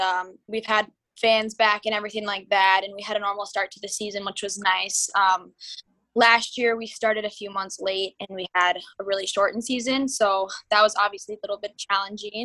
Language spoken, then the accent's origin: English; Minnetonka, Minnesota, United States; growing up in Minnetonka